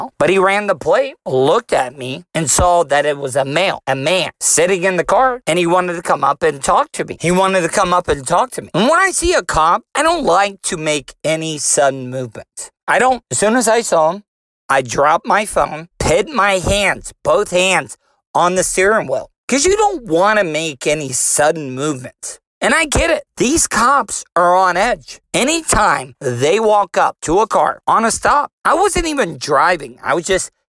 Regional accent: DeLeon Springs, Florida, United States; I'm a Florida cracker. I was raised in DeLeon Springs, Florida. I've been in the state of Florida my whole entire life

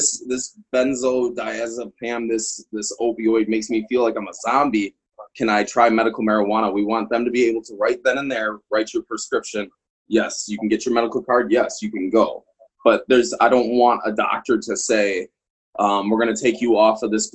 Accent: Midwest, United States; moved away as an adult; now in Colorado, United States; I'm originally from the Midwest, but I was based at Fort Carson for a long time here in Colorado

